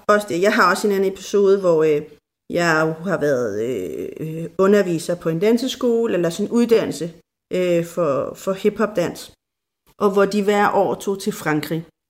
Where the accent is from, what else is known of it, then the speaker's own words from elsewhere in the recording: Denmark; vi er fra Danmark